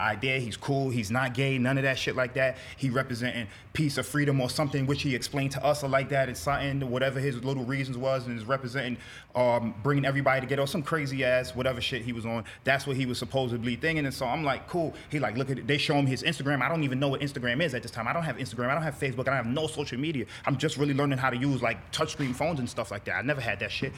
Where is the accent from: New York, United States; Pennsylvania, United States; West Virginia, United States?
New York, United States; New York City; I'm from Brooklyn, Bedford Stuyvesant part of Brooklyn